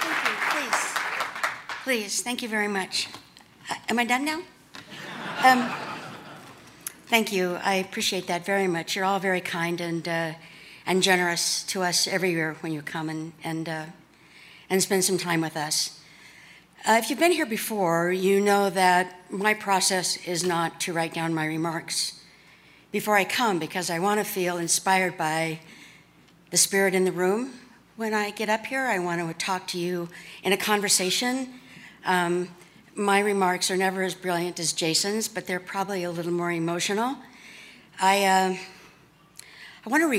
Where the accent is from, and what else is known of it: Wyoming, United States